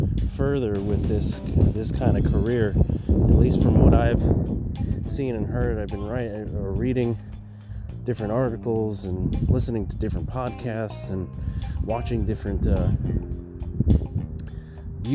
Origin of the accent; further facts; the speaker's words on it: New York, United States; moved away; I'm from New York